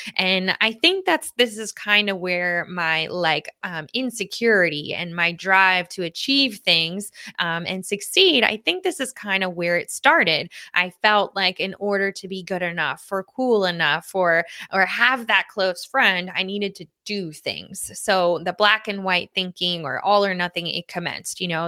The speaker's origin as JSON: {"language": "English", "town": "Lynbrook", "region": "New York", "country": "United States", "tie": "born or raised there", "said": "I grew up in Lynbrook, New York"}